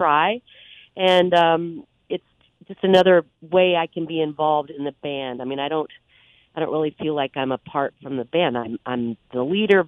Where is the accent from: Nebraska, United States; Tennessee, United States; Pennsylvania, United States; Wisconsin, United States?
Nebraska, United States; Omaha; when I was growing up in the Midwest, in Omaha, Nebraska